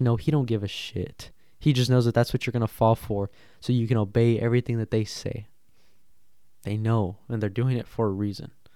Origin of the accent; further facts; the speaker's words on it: United States; we are American